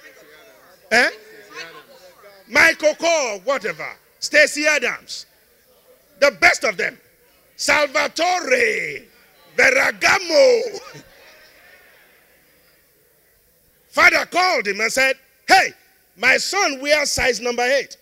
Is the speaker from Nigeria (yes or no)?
yes; Nigeria; I'm one Nigerian